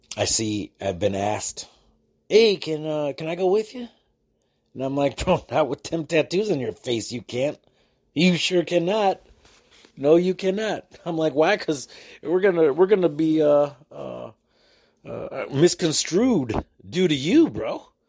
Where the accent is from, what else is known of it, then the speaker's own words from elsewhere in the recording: United States; I am an American with American plates